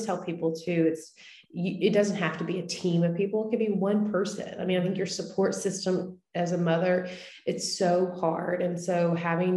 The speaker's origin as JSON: {"language": "English", "region": "East Texas", "country": "United States", "moved": "as an adult", "lives_now": "Nashville, United States", "said": "my story starts in Texas. I'm from East Texas. I now live in Nashville. I've lived here for the last 12 years."}